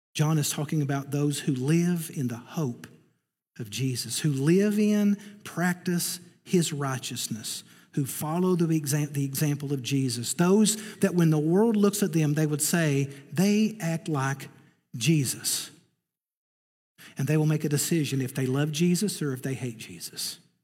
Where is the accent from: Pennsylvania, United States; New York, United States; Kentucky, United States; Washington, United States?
Kentucky, United States; Eastern; I'm from Eastern Kentucky